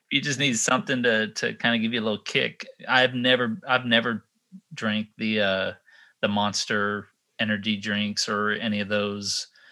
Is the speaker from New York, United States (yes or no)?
no; Texas, United States; now in Sanford, United States; I grew up in Texas